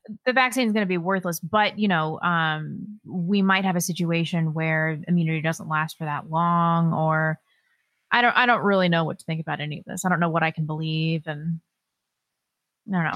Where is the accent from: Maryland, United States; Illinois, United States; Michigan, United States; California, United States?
California, United States; Northern; I was born in Northern California, and it's it's lovely up there